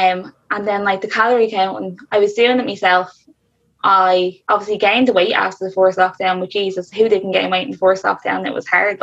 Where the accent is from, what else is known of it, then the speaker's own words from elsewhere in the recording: Dublin, Leinster, Ireland; I'm from South Dublin